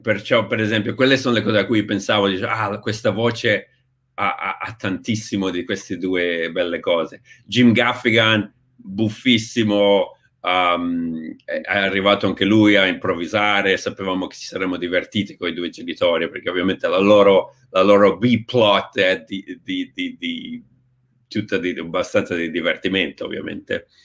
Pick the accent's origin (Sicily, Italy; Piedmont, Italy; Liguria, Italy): Liguria, Italy; Genoa; moved away as an adult; sono partito da Genova a 23-24 anni